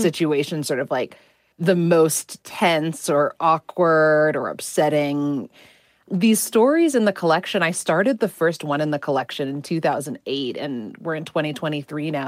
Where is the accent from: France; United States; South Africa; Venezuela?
United States; I'm Indian American